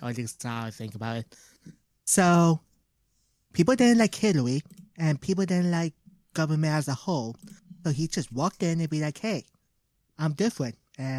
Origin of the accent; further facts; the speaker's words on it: Canada; We're Canadian.